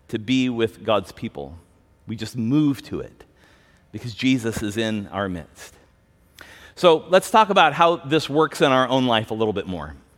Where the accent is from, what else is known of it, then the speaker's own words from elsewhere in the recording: United States; we have as American Christians